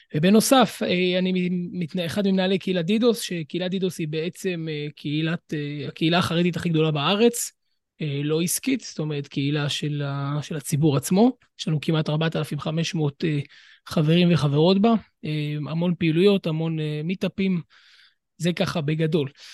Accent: Jerusalem, Jerusalem District, Israel; אני ירושלמי

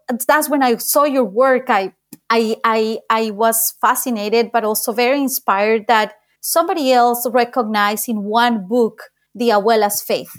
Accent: Colombia; moved away; my country, Colombia

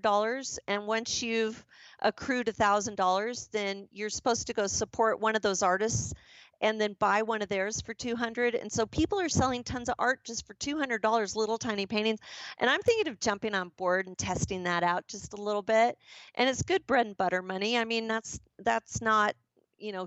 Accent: Southwest, United States; now in Idaho, United States; I grew up in the Southwest the first part of my life

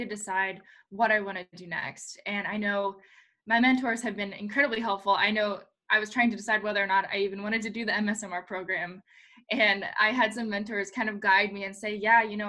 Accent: Ohio, United States; moved away as an adult; also born or lived in Florida; I did grow up in the Midwest. I grew up in Ohio

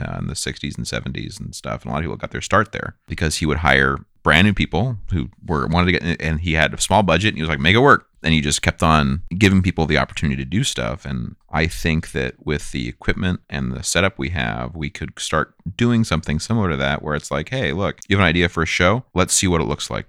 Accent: Bay Area, California, United States; being a white cis male growing up in the Bay Area

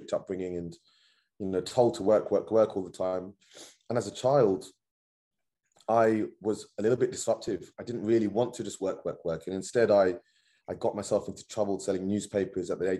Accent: London, United Kingdom; I was born and raised in Northwest London

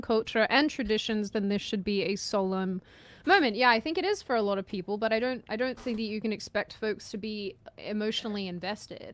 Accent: Australia; I'm Australian

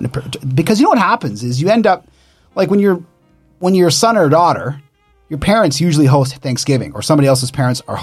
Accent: Canada; I was born in Canada

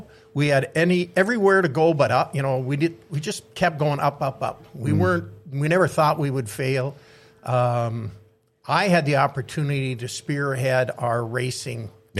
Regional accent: Thief River Falls, Minnesota, United States; I'm born and raised in Thief River Falls like you were.

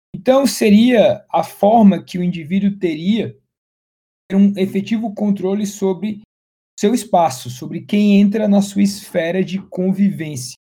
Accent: Fortaleza, Ceará, Brazil; moved away as an adult; now in São Paulo, Brazil; eu sou também cearense, sou de Fortaleza, mas estou radicado em São Paulo já tem aí mais de 10 anos

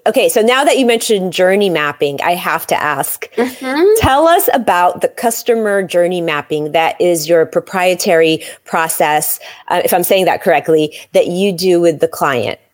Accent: San Francisco, California, United States; moved away; I was born in San Francisco

